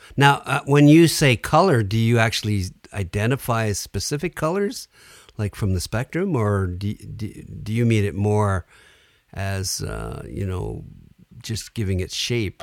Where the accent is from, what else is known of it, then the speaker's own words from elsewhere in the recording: Sudbury, Ontario, Canada; I grew up in Sudbury